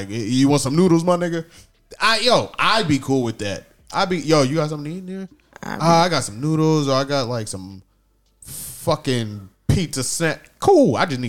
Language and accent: English; New York, United States; I grew up in New York and shit.